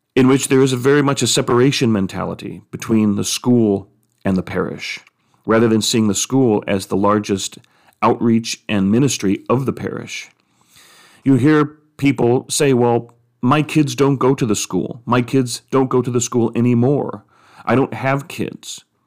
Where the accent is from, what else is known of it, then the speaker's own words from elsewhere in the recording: United States; as American Catholics, as Catholics in the United States